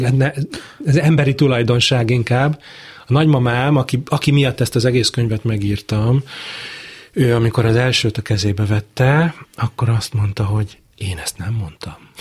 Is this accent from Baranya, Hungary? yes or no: yes; Pécs, Baranya, Hungary; also born or lived in Budapest; A Pécsi kórházban születtem